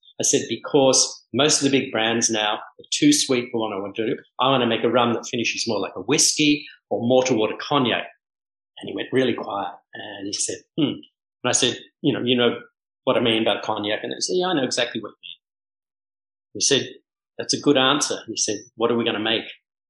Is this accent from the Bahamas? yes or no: yes; Bahamas; And I go, oh, hi … I'm from the Bahamas.